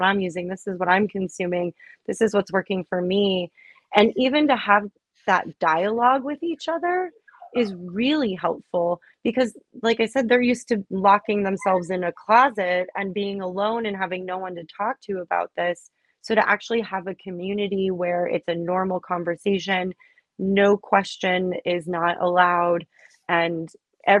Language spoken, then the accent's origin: English; Miami, Florida, United States; I grew up in Miami